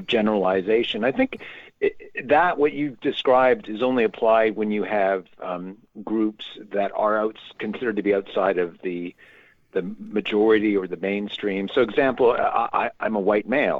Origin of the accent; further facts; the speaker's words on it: Canada; I'm Canadian, not American